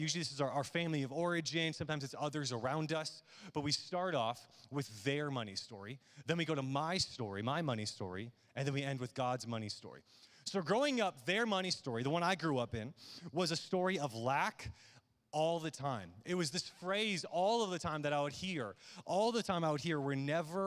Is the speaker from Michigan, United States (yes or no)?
yes; Midland, Michigan, United States; growing up in Midland, Michigan, where I was born and raised